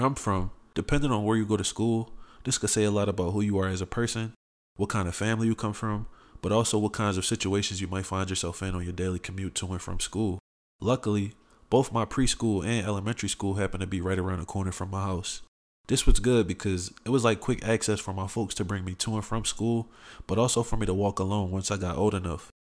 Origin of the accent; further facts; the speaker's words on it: Philadelphia, Pennsylvania, United States; I grew up in Southwest Philly